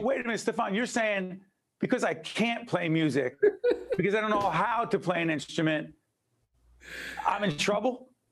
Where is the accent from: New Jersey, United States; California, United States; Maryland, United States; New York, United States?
New Jersey, United States; Newark; Brick City, my hometown, born and raised